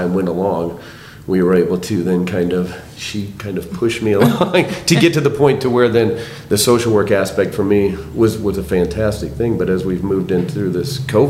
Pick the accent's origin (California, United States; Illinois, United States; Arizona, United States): Illinois, United States; Moline; moved away as an adult; now in Southern Illinois, United States; I'm from Northern Illinois in the Quad Cities in Moline